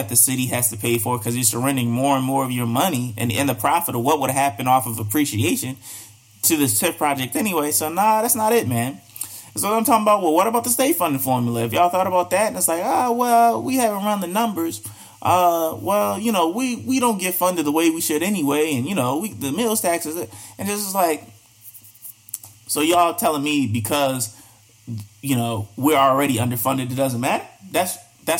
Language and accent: English; Baltimore, Maryland, United States; now in Richmond, United States; I'm from Baltimore.